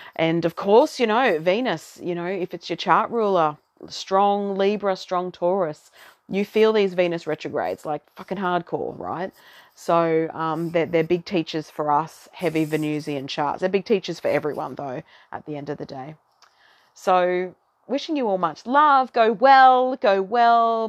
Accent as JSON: {"language": "English", "country": "Australia", "accent": "Aussie twang", "lives_now": "Brisbane, Australia", "said": "I am an Aussie"}